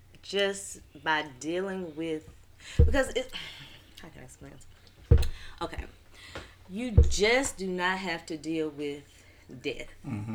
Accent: Gore Springs, Mississippi, United States; also born or lived in Grenada, Mississippi / Jackson, Mississippi; Well, I'm originally from Gore Springs.

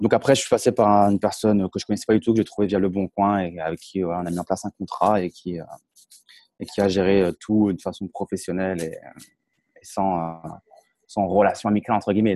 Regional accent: Champagne, Grand Est, France; moved away as an adult; now in Tallinn, Estonia; moi, j'ai grandi en Champagne

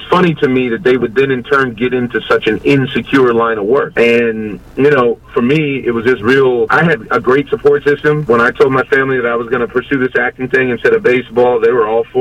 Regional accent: Southern California, United States; I grew up in Southern California

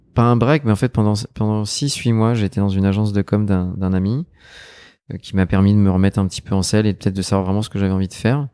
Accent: Neuilly-sur-Seine, Île-de-France, France; Je suis un enfant de Neuilly sur seine

